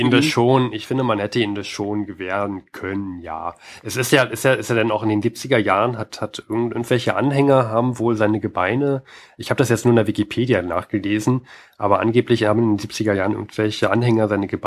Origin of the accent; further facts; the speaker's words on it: Germany; Allerdings bin ich auch Deutscher und wer weiß, wie man in Frankreich aufwächst